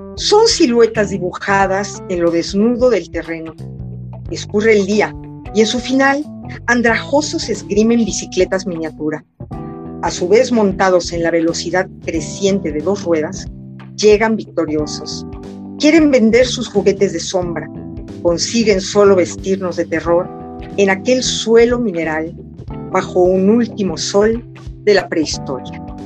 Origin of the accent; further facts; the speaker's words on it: Mexico; moved away as an adult; also born or lived in France; un libro del reencuentro con mi país y con mi idioma